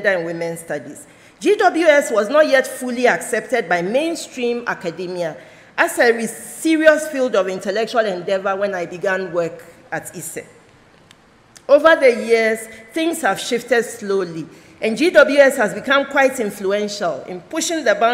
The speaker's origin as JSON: {"language": "English", "town": "Accra", "region": "Greater Accra", "country": "Ghana", "tie": "born or raised there", "also_born_or_lived": "Akuse, Ghana", "said": "Being born in Akuse, a market town in the Volta region, and growing up in Accra New Town and Nima, two Accra suburbs"}